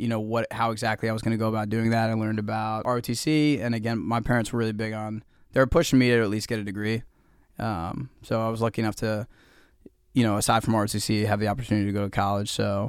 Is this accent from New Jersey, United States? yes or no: yes; Westfield, New Jersey, United States; I hail from Westfield, New Jersey.